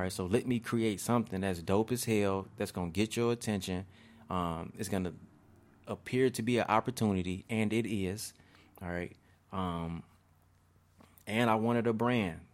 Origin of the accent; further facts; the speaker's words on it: Markham, Illinois, United States; also born or lived in Roseland, Chicago / Harvey, Illinois / Chicago; I grew up in Markham, Harvey area